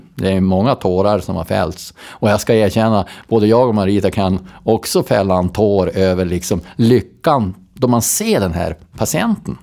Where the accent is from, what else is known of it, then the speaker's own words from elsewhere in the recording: Robertsfors, Västerbotten County, Sweden; also born or lived in Storröningsberg; now in Skellefteå, Sweden; jag är från Robertsfors